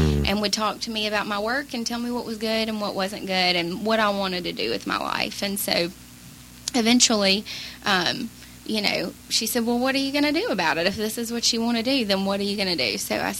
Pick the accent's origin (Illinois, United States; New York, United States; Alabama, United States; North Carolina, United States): Alabama, United States; Mobile; moved away as an adult; also born or lived in Pensacola, Florida / Santa Barbara, California; now in Los Angeles, United States; I moved from Mobile, Alabama to Pensacola, Florida.